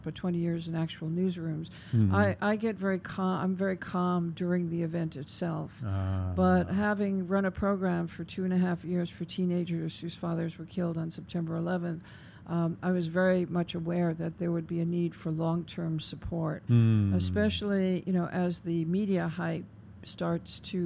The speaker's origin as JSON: {"language": "English", "region": "New York", "country": "United States", "said": "as a New Yorker"}